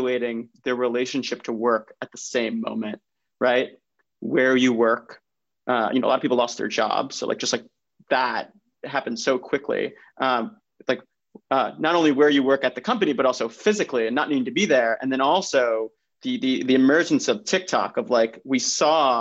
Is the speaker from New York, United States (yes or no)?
yes; New York, United States; I'm born and raised in New York, come from an Italian American family